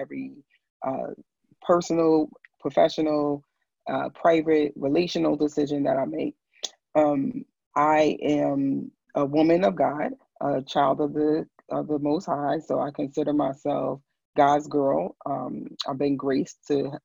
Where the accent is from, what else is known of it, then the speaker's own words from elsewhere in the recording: New York City, New York, United States; I am originally from Brooklyn, New York. I just call myself just a girl from Brooklyn